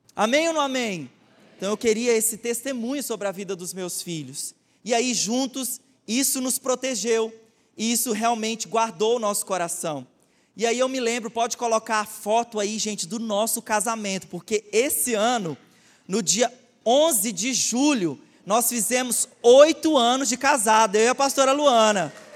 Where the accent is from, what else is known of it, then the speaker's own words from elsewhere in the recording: Goiás, Brazil; Eu sou goiano